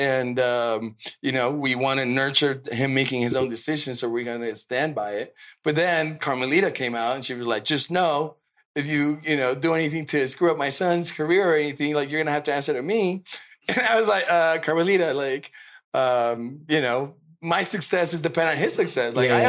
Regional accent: Mexico City, Mexico; moved away; When I went to the U.S. because I'm originally from Mexico City.

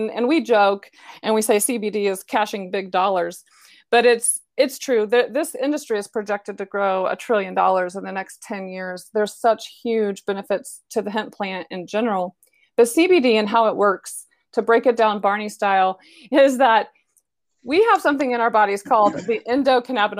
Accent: Decatur, Illinois, United States; moved away as an adult; now in Dallas, United States; I'm actually from Decatur, Illinois

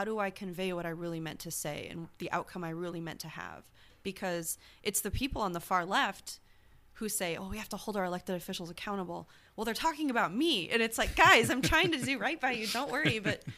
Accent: Nebraska, United States; I'm just Republican. I'm from Nebraska.

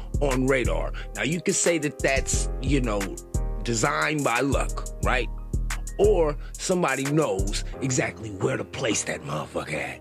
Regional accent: United States; as a American born and raised in this motherfucking country

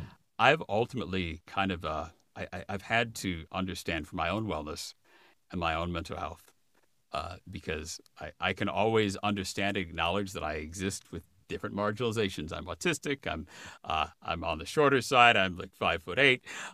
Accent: Midwest, United States; Well, I grew up in the Midwest, so you know there's lots of deer hunting in the Midwest.

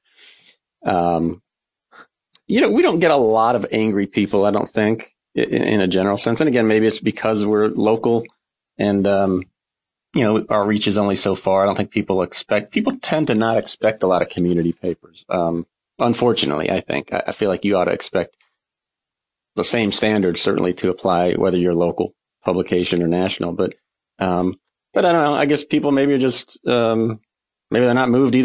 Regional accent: Herndon, Virginia, United States; also born or lived in Richmond, Virginia; now in Henrico, United States; I grew up in Northern Virginia, a town called Herndon, right in the shadows of Dulles Airport

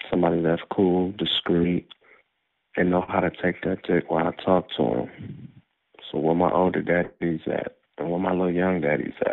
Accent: North Carolina, United States; You got a transsexual. I'm from North Carolina, but I'm in Florence, South Carolina tonight.

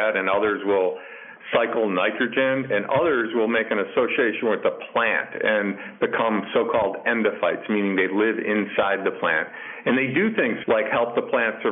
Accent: Illinois, United States; I grew up in Illinois

